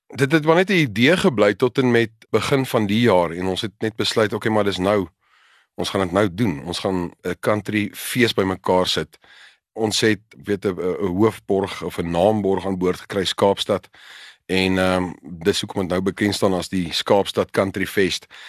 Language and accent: Afrikaans; South Africa; Ons as Afrikaners